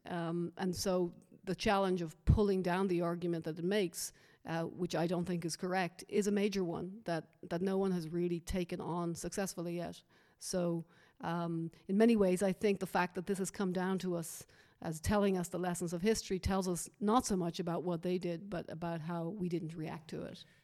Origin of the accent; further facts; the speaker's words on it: Dublin, Leinster, Ireland; moved away; my being Irish